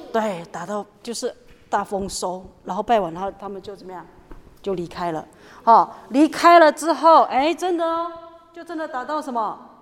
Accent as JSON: {"language": "Chinese", "area": "Lushan tribal village", "region": "Nantou County", "country": "Taiwan", "said": "那老师的部落是在庐山部落"}